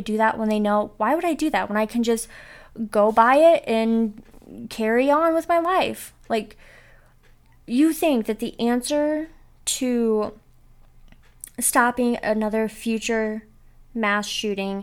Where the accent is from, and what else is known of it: Northwest Ohio, United States; born or raised there